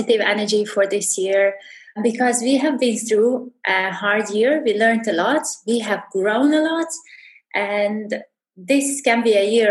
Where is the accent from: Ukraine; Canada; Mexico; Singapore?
Ukraine; Subcarpathian region, Zakarpattia Oblast; moved away as an adult; also born or lived in Oman / Hatta, UAE / Fujairah, UAE / Abu Dhabi, UAE; now in Dubai, United Arab Emirates; this is where I've grown up and spent like 28 years of my life in. this region.